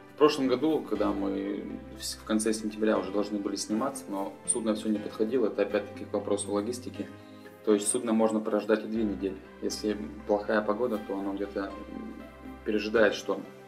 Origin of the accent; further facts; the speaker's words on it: Pinezhsky District, Arkhangelsk Oblast, Russia; moved away as an adult; родился я на севере, в Архангельске, в Архангельской области, в Пинежском районе. И окончив э, школу, поступил в университет.